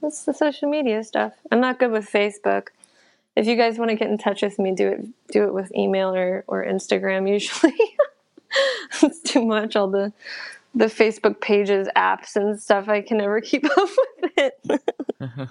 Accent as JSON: {"language": "English", "region": "New Jersey", "country": "United States", "tie": "born or raised there", "moved": "yes", "lives_now": "New York City, United States", "said": "I grew up in Jersey"}